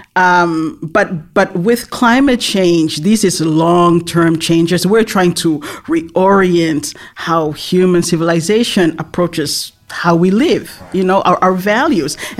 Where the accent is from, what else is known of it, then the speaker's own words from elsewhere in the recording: Tonga; I was born and raised in Tonga